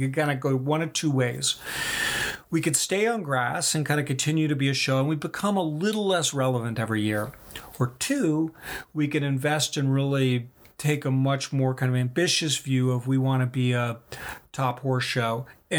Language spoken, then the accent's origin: English; Kentucky, United States; So I grew up in Kentucky.